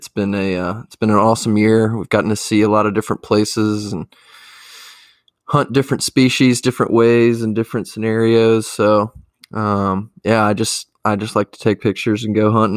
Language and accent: English; Virginia, United States; now in Bozeman, Montana, United States; I grew up in Virginia